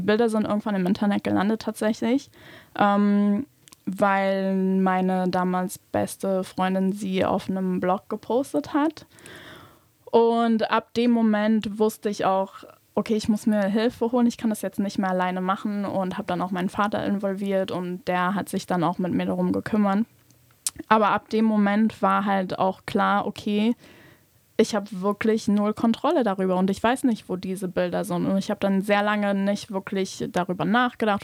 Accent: Luxembourg; ich bin in Luxemburg aufgewachsen und geboren

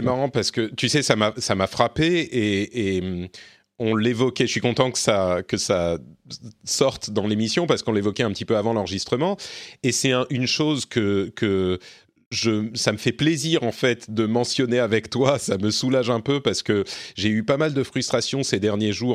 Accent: France; je suis français

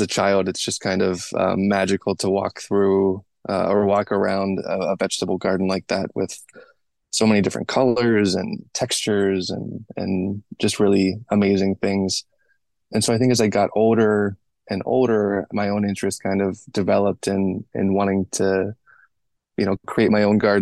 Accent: Western Pennsylvania, United States; moved away as an adult; also born or lived in Pittsburgh / Cameroon / San Francisco; I grew up in Western Pennsylvania, originally in Pittsburgh, but then my family moved to a much more rural and then suburban part of the state

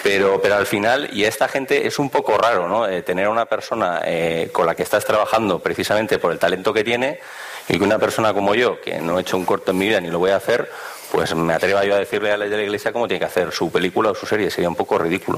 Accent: Bilbao, Basque Country, Spain; yo soy de Bilbao también

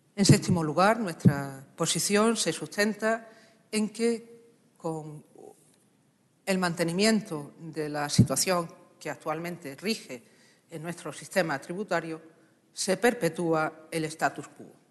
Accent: Extremadura, Spain; como extremeña, como socialista extremeña

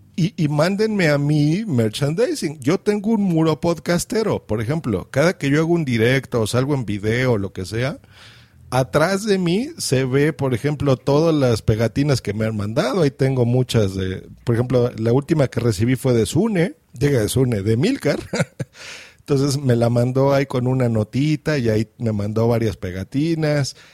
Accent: Mexico; accent: Mexican; yo estoy en México, se nota por mi acento

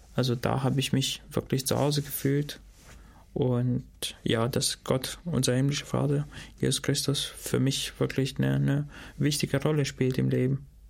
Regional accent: Shkodër, Shkodër County, Albania; first language Albanian; German is a second language; also born or lived in Dortmund, Germany / Gotha, Germany; now in Germany; ich komme aus Skoda, also dort, wo ich herkomme

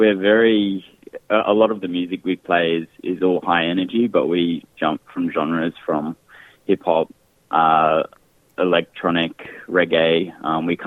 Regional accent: Brisbane, Queensland, Australia; We've born and bred in Brisbane, Mianjin, but we found our lines go back to just north of Broome.

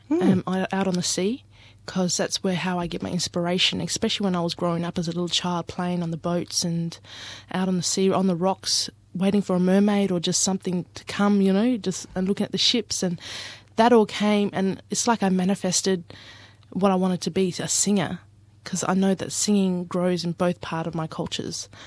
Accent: Ceduna, South Australia, Australia; I'm originally from Ceduna, South Australia, and uh, my dad is Aboriginal Greek, and my mum's Aboriginal.

